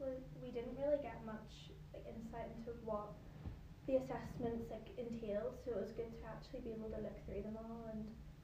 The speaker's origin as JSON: {"language": "English", "region": "Northern Ireland", "country": "United Kingdom", "moved": "as an adult", "lives_now": "Glasgow, United Kingdom", "said": "I'm a third year student at University of Strathclyde, and I'm also from Northern Ireland."}